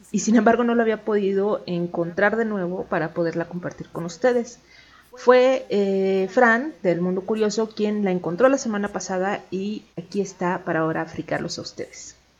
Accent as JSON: {"language": "Spanish", "area": "Chilango", "region": "Mexico City", "country": "Mexico", "said": "aquí como chilangos"}